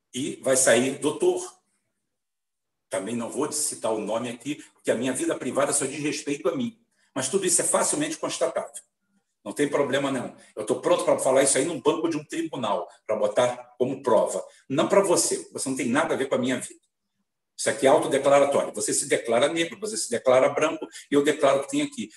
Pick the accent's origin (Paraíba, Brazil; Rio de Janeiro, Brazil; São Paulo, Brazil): Rio de Janeiro, Brazil; Sou espanhol, sou galego, sou 100% branco, porque é uma característica minha, como poderia ser 100% negro, ou 50% ou isso, mas nasci aqui